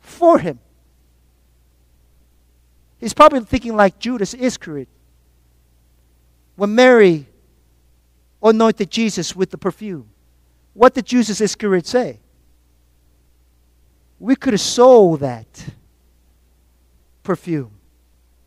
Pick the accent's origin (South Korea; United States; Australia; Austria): South Korea; moved away; growing up in Korea.